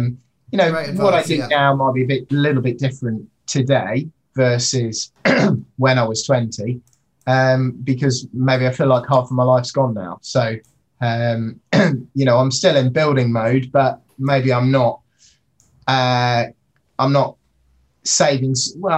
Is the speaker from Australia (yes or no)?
no; Indonesia; also born or lived in Singapore; So I grew up in Indonesia. I was in sort of Singapore